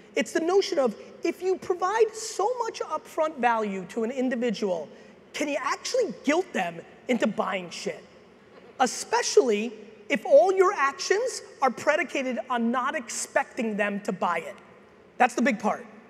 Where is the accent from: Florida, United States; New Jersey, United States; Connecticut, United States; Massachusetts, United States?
New Jersey, United States; Edison; also born or lived in Soviet Union / Queens, New York; I was born in the Soviet Union. I came here as a kid. My dad eventually got a job as a stock boy in a liquor store in New Jersey. I originally lived in Queens, then I grew up in Edison, New Jersey